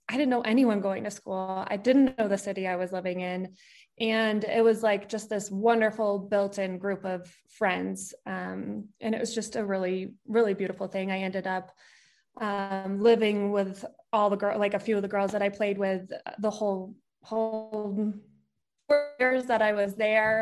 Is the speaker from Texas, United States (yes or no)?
no; Colorado Springs, Colorado, United States; moved away as an adult; also born or lived in New Orleans; I grew up in Colorado Springs, and that's where I'd lived my whole life